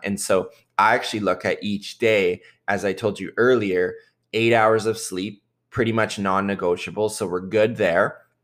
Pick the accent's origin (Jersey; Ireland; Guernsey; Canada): Canada; Southern Ontario; I grew up in Southern Ontario